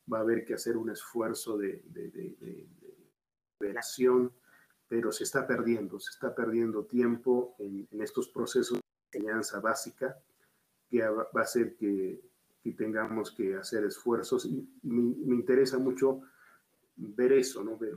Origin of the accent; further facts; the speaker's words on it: Bolivia; born there; Y yo soy boliviano de nacimiento. Y, ya cuando me tocó volver a mi país, eh, lo valoré. Eh, pude comparar y me quedo en Bolivia.